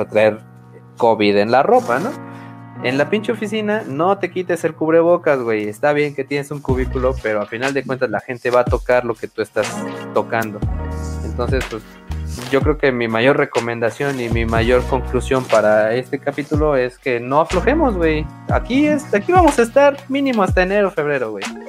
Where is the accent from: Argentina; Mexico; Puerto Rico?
Mexico